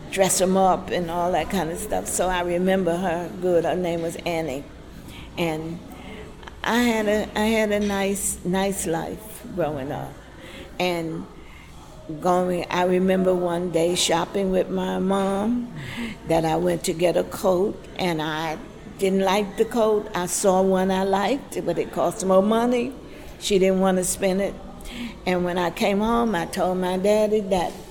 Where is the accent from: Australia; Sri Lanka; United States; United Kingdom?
United States; the South; We grew up that way in the South.